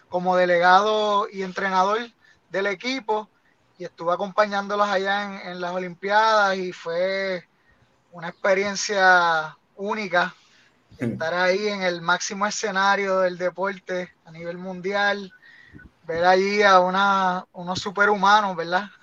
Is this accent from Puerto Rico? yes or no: yes; Rincón, Puerto Rico; ¿verdad? Este, soy de Rincón Natural, este, llevo corriendo patineta desde el 2000, desde los 10 años.